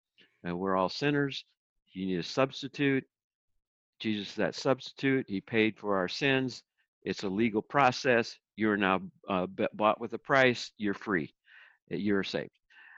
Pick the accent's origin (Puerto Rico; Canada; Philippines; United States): Philippines; And because then that was kind of my background where I came from the Philippines.